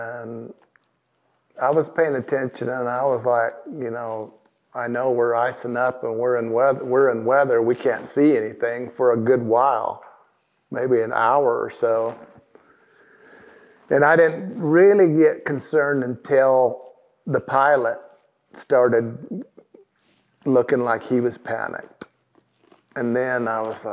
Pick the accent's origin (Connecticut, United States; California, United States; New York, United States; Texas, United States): California, United States; Southern; I'm from Southern California area